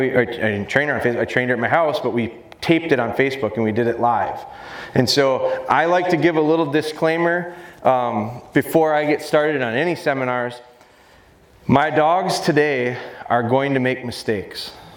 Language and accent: English; Pulaski, Wisconsin, United States; I'm from Wisconsin, up near Green Bay, a little town called Pulaski.